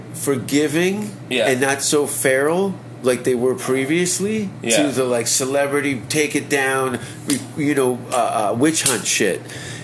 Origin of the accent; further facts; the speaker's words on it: Hamilton, Ontario, Canada; I'm from Hamilton.